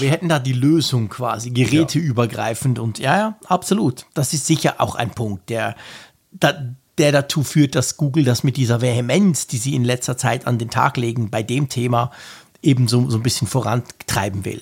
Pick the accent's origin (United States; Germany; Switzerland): Switzerland; als echter Schweizer